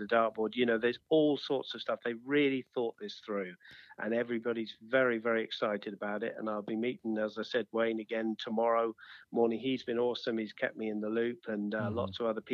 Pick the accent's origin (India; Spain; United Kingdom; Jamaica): United Kingdom; Exeter, South West England; moved away; Exeter City, League mm-hmm. 2, you know, my hometown back in England